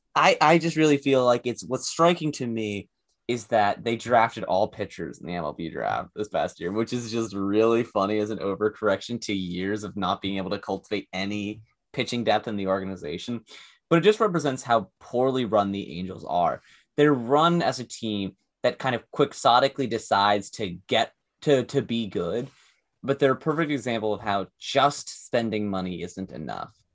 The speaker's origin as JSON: {"language": "English", "town": "Seattle", "region": "Washington", "country": "United States", "tie": "born or raised there", "said": "I grew up in Seattle when the Seahawks were really good"}